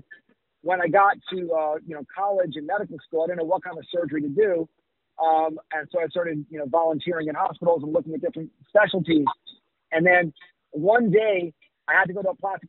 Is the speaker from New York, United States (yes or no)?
yes; New York, United States; now in Miami, United States; I grew up in New York